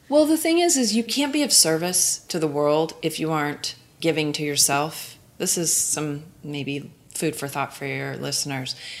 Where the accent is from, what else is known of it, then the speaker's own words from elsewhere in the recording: Oklahoma, United States; I'm from Oklahoma and I grew up in nature.